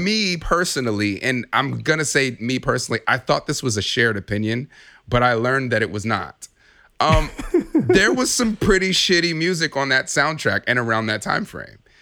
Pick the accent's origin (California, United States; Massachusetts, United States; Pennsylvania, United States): California, United States; now in Chicago, United States; I'm originally from Chicago, I'm, I'm mostly, you know, came up in, in California